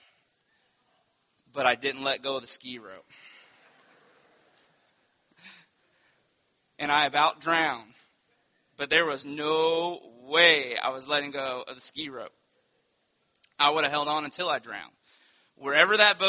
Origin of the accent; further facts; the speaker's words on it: Winter Haven, Florida, United States; When I was a kid, I grew up on Lake Eloise, on the south side of Lake Eloise